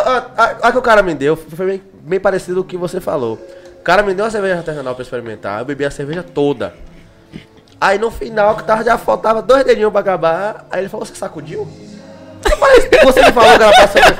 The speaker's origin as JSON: {"language": "Portuguese", "town": "Salvador", "region": "Bahia", "country": "Brazil", "said": "que sou de Salvador, na Bahia"}